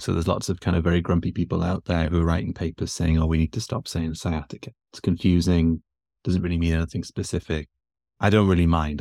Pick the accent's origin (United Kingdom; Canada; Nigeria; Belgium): United Kingdom; Newcastle upon Tyne, North East England; moved away as an adult; now in Texas, United States; I'm from England. I'm from the north of England, uh, from Newcastle originally. I've been in the States for three, coming on four years now.